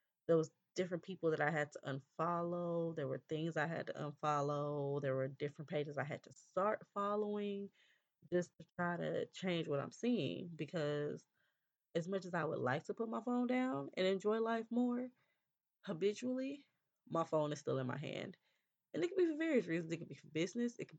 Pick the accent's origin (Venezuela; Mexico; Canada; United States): United States; California; I'm from California